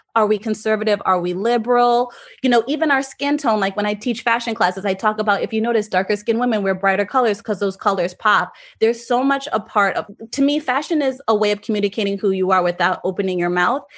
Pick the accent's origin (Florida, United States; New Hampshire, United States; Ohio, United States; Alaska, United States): Florida, United States; South; moved away as an adult; also born or lived in Jamaica; now in New York, United States; I'm actually Jamaican and I grew up in South Florida, but I have lived in New York for almost fifteen years now